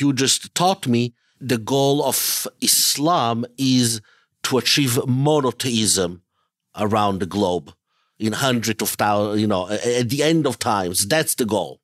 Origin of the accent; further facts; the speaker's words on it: Italy; moved away; also born or lived in Israel; I was born and raised in Italy, in Europe.